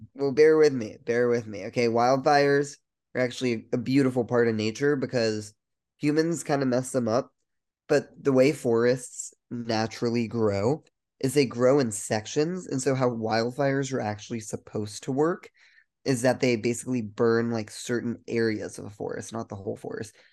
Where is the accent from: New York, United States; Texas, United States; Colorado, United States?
Colorado, United States; We're both from Colorado